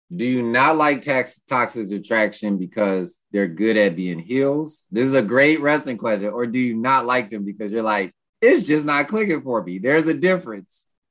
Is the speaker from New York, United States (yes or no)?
yes; New York City, New York, United States; I'm from Brooklyn